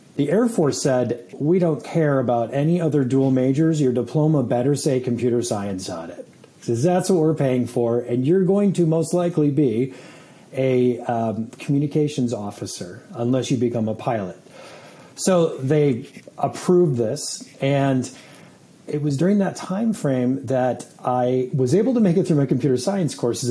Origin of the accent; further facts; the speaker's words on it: Saratoga Springs, New York, United States; also born or lived in Germany; I grew up in upstate New York at a little city called Saratoga Springs